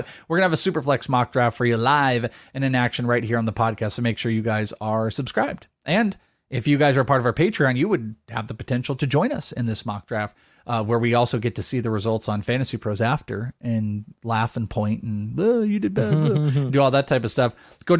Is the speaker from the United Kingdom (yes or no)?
yes; Wales, United Kingdom; For the Bogman, I'm Welsh.